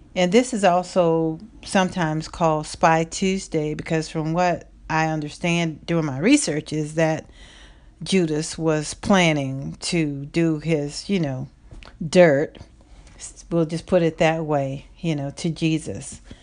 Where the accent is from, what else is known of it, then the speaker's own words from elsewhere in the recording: the South, United States; I'm from the South